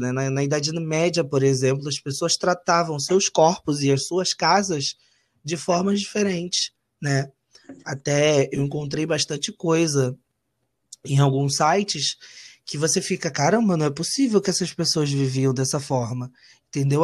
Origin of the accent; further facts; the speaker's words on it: Rio de Janeiro, Brazil; eu não nasci no Rio de Janeiro, então eu vim para cá muito novo